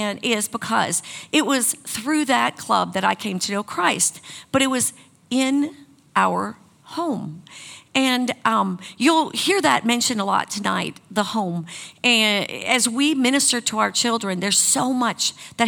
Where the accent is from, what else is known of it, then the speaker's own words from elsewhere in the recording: Wisconsin, United States; moved away; I grew up in Wisconsin